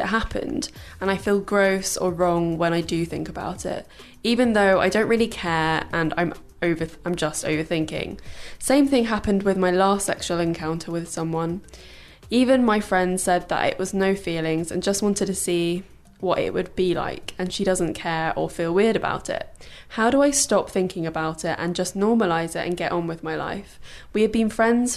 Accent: Brighton, South East England, United Kingdom; I grew up in Brighton

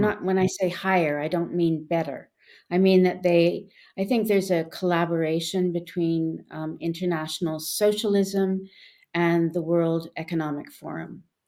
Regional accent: Canada; when I was growing up in Canada

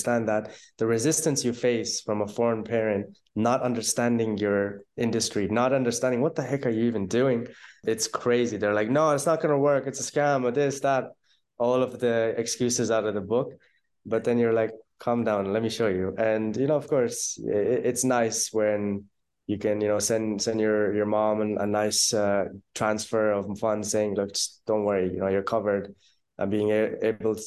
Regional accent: Ireland; accent: Irish; moved away as an adult; also born or lived in Pakistan / Netherlands / Bali / Dubai; now in Bulgaria; I was born in Pakistan. When I was around six, I moved to Ireland. My family's in Ireland now. We're pretty much based there. You might hear some of the Irish accent coming through.

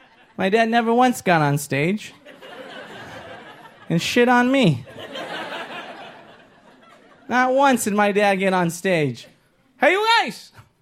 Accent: Inglewood, California, United States; I grew up here in Los Angeles. Awesome. Inglewood, up to no good. Hell yeah, Inglewood. Grew up on the corner of Go Raiders and Fuck Haters.

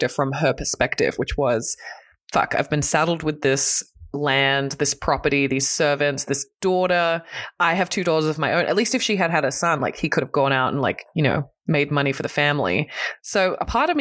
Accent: Australia; I'm Australian

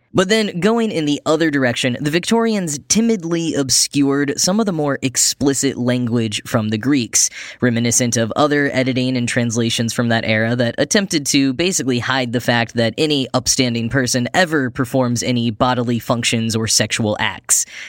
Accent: Texas, United States; my home state of Texas

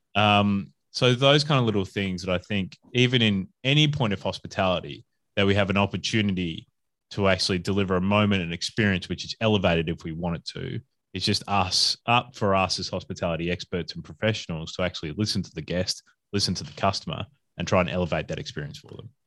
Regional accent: Adelaide, South Australia, Australia; moved away as an adult; also born or lived in Perth / Brisbane; now in Melbourne, Australia; I'm originally from Adelaide or South Australia

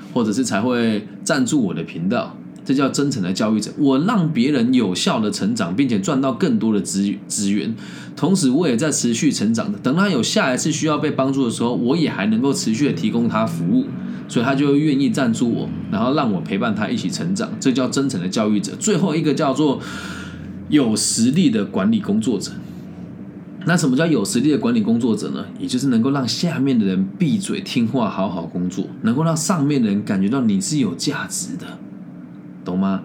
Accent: Taiwan; moved away as an adult; 我回到台湾找工作也是从零开始啊

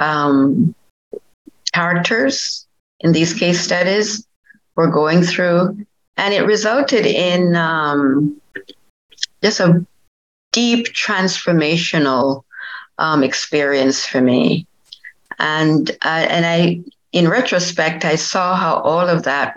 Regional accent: Jamaica; moved away as an adult; also born or lived in Washington, D.C. / Edwardsville, Illinois; I was born in Jamaica and went to high school there

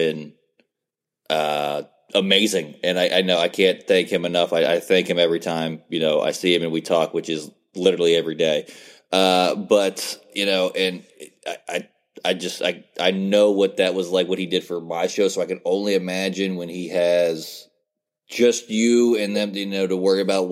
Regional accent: near Bethany, West Virginia, United States; I grew up about 20 minutes away from Bethany College in West Virginia

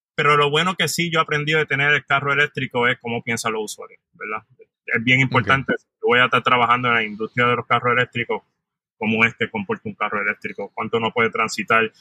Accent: San Juan, Puerto Rico; moved away as an adult; also born or lived in New York, United States; Soy natural de San Juan, Puerto Rico. Me crié en área metropolitana toda mi vida

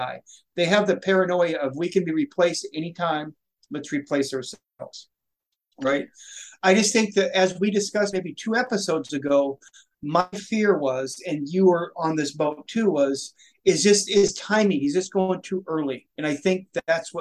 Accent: Washington, United States; Washington, my home state.

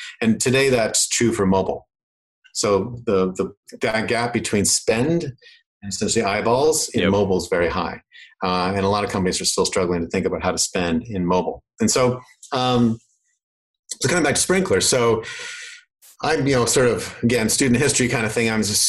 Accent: Canada; accent: Canadian; I actually have lost a lot of my Canadian accent, and my girlfriend's from Manhattan, so I'm actually losing a bit more rapidly now

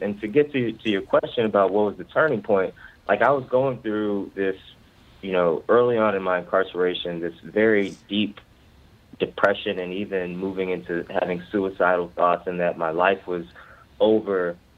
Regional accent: Ferguson, Missouri, United States; moved away as an adult; now in Baltimore, United States; I'm from the Ferguson, Missouri area uh, of North St. Louis.

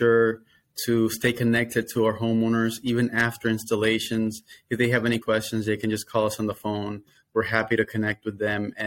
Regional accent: Dominican Republic; moved away as an adult; now in Florida, United States; I am, though, Dominican. I'm from Dominican Republic. So I moved to the States in the year 2012

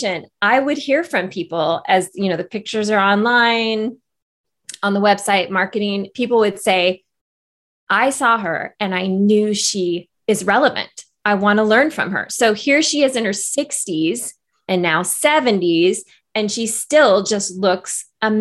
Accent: Northern California, United States; moved away as an adult; also born or lived in Los Angeles / Silicon Valley; I live in my hometown, Northern California. And actually it was about 5 years ago, I moved here from Los Angeles

